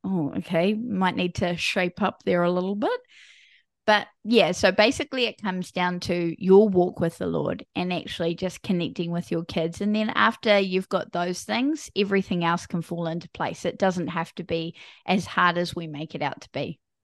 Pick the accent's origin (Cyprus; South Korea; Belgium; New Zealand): New Zealand; I am from a small country called New Zealand. So, I'm a Kiwi.